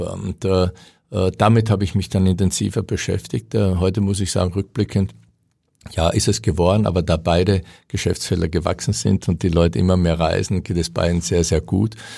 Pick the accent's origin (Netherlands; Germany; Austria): Austria; moved away; muss ich ganz bescheiden als Österreicher sagen